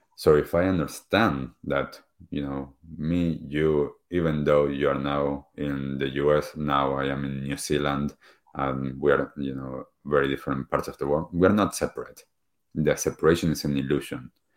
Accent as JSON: {"language": "English", "country": "Argentina", "tie": "born or raised there", "moved": "yes", "said": "I grew up back in Argentina"}